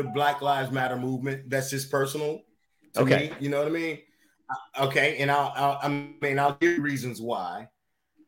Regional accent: Chicago, Illinois, United States; I was born and raised in Chicago, Illinois

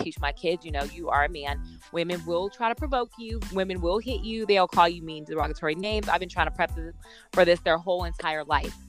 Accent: Las Vegas, Nevada, United States; we're from Vegas

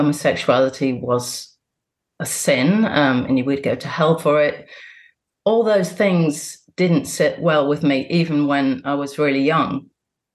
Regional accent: Bristol, South West England, United Kingdom; I was born in Bristol and my parents are both Catholic

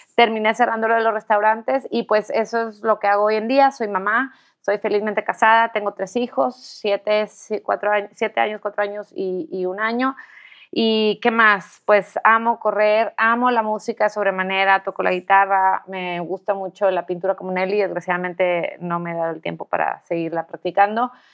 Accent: Tampico, Tamaulipas, Mexico; soy de Tampico

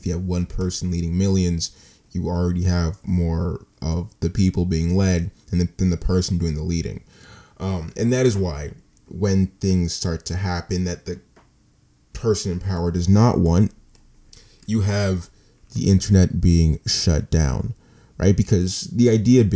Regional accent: United States; as an American citizen

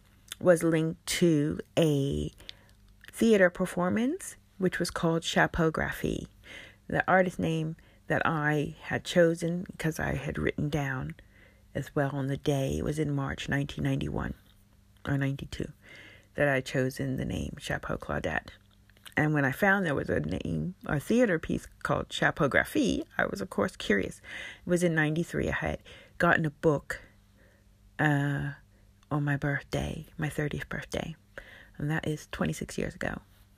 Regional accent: United States; moved away as an adult; also born or lived in Berlin, Germany; now in London, United Kingdom; I left my home country of America. The date, the 16th of April. And coincidentally, because it was around the time I discovered I was about to leave Berlin, where I had lived for 11 years, to move to London.

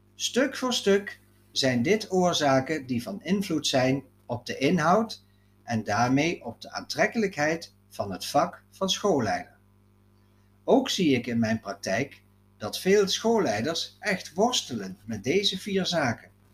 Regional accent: Netherlands; Ascharen, het dorp waar ik ben opgegroeid.

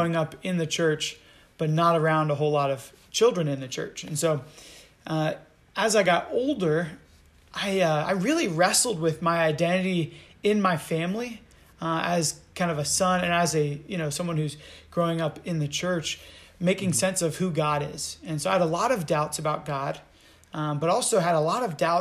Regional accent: Charlottesville, Virginia, United States; I've lived in Virginia my whole life. I'm a Virginia boy through and through

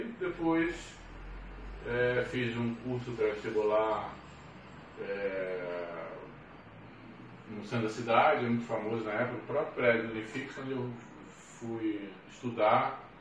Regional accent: Rio de Janeiro, Brazil; lá eu passei para grande parte da minha infância, toda a minha adolescência e parte da vida adulta. Eh, nesse tempo, no Meia, o Meia é um, um bairro assim, bem é, atípico do, da Zona Norte, né? um bairro muito, muito barrista

